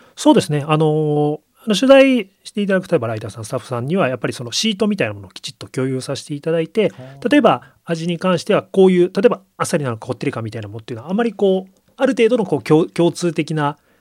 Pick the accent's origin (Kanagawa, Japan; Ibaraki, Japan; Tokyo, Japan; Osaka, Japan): Kanagawa, Japan; Yokohama; 生まれ育った横浜